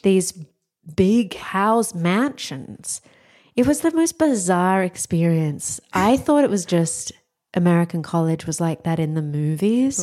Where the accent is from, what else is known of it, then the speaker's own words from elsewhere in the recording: Australia; moved away as an adult; I'm Australian